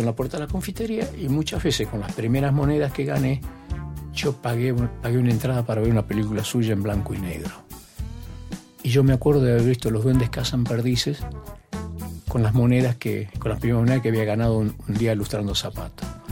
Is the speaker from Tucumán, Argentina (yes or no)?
yes; Tucumán, Argentina; moved away; also born or lived in Buenos Aires; yo desde chico, desde chico empecé a trabajar en mi pueblo y entre esos trabajos lustraba zapatos